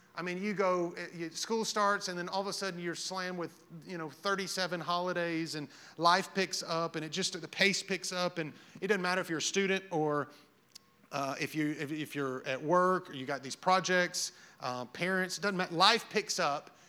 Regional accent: Hazel Green, Alabama, United States; I lived in Hazel Green. I'm from Hazel Green

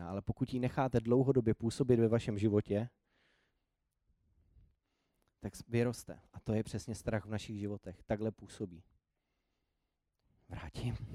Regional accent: Prague, Czechia; born there; also born or lived in Nymburk; já nejsem původem úplně z Prahy, nebo narodil jsem se v Praze, ale pak jsem řadu let bydlel úplně jinde

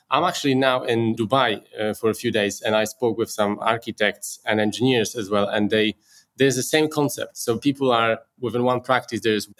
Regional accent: Poland; moved away; born and raised in Poland, and I started working in construction over there.

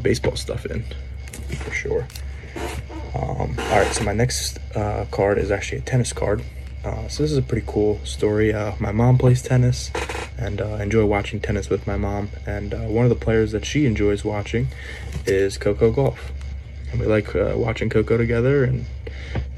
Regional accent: Philadelphia, Pennsylvania, United States; I'm actually from the Philly, Pennsylvania area

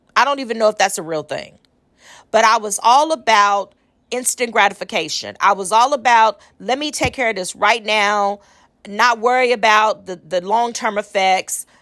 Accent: Austin, Texas, United States; I'm from Austin, Texas

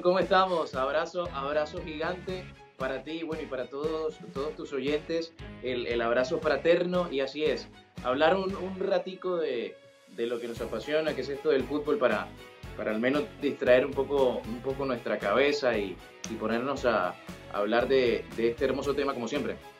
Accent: Sincelejo, Sucre, Colombia; accent: costeño; moved away as an adult; now in Buenos Aires, Argentina; nací en Cincelejo, Sucre, en, en Colombia.

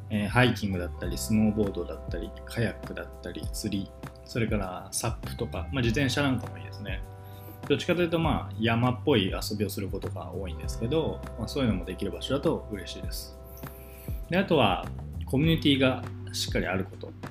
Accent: Kanazawa, Ishikawa, Japan; now in Osaka, Japan; 僕地元石川県なんですけど石川県の金沢市っていうところ出身なんですけど

